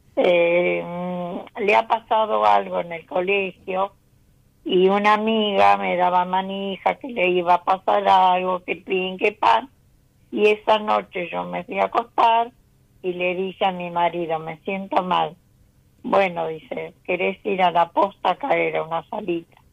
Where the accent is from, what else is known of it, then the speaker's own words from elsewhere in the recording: Isidro Casanova, Buenos Aires Province, Argentina; Soy de Isidro Casanova.